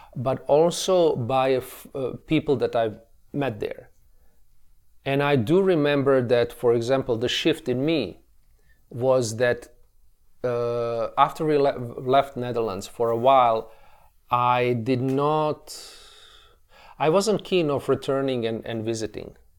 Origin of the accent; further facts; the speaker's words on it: Tuzla, Federation of Bosnia and Herzegovina, Bosnia & Herzegovina; they enrolled me in a, in a music school in my hometown, as you mentioned earlier, of, of, uh, Tuzla, uh, situated in nor-, northeastern